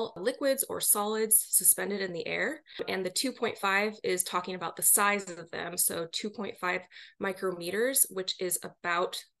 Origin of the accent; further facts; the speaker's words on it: Seattle, Washington, United States; moved away as an adult; also born or lived in New York; I grew up in the Seattle, Washington area, but wound up doing my graduate work out in New York University